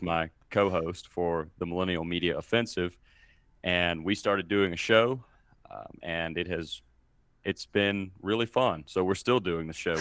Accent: Mississippi, United States; moved away as an adult; now in Colorado, United States; I was born and raised in Mississippi, and I currently live in Colorado.

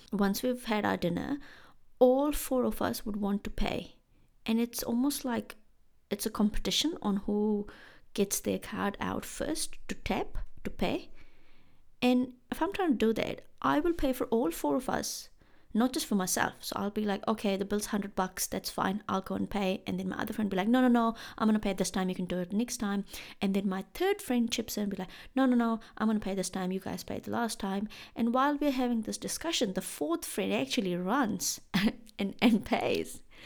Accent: India; moved away as an adult; now in New Zealand; I am from India in case you have forgotten. And in India back in the day when I was when I used to live there

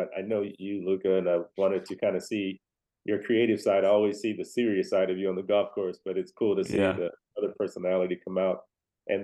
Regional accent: Nashville, Tennessee, United States; moved away as an adult; also born or lived in Fort Hood, Texas; now in San Antonio, United States; I am from Nashville, Tennessee, around in that area.

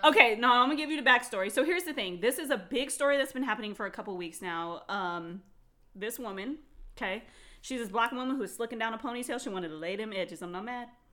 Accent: Phoenix, Arizona, United States; I was raised in Phoenix, which is a big city, very diverse

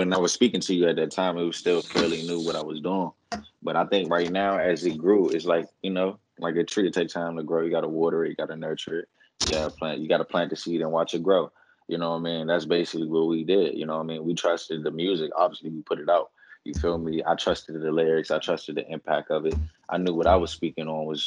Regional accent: Washington, District of Columbia, United States; now in California, United States; live from the district, man. DMV stand up.

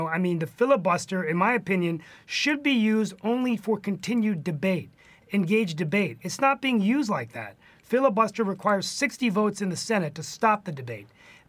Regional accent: West Virginia, United States; he's from my home state of West Virginia

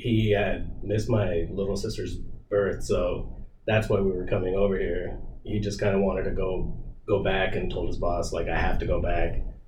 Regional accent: Texas, United States; Just growing up in Texas, my dad's boss, he was really nice, really kind

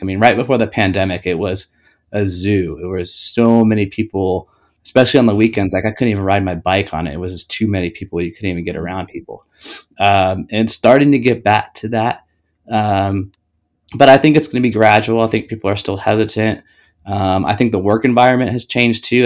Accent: Ohio, United States; now in Atlanta, United States; I grew up in Ohio, born and raised

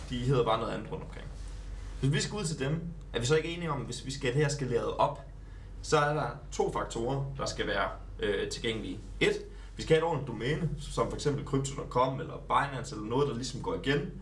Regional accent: Jutland, Denmark; jeg er fra Jylland.

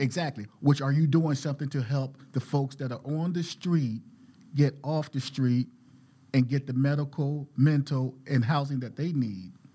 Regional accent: Philadelphia, Pennsylvania, United States; moved away as an adult; now in Portland, United States; I'm from West Philadelphia

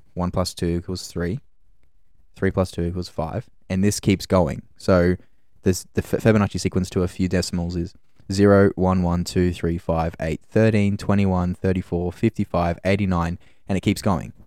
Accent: Gold Coast, Queensland, Australia; moved away as an adult; now in Brisbane, Australia; I was born on the Gold Coast. I, um, I moved to Brisbane, uh, probably five years ago now

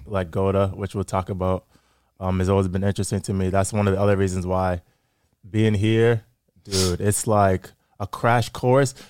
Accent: Framingham, Massachusetts, United States; also born or lived in Grafton, Massachusetts; I grew up in Framingham, Massachusetts

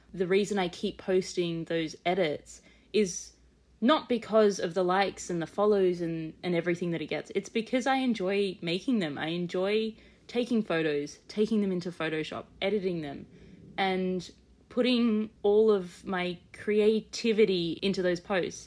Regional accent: Australia; being an Australian collector

